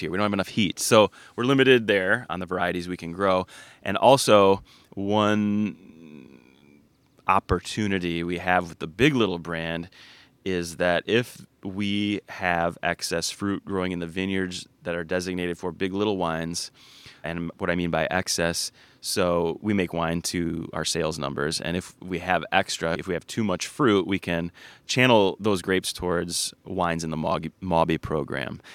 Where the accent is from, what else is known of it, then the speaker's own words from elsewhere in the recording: Ann Arbor, Michigan, United States; We grew up in Ann Arbor and always visited northern Michigan